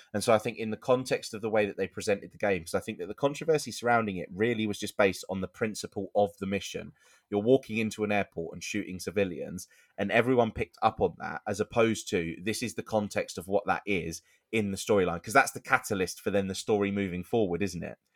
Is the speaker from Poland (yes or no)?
no; United Kingdom; we're British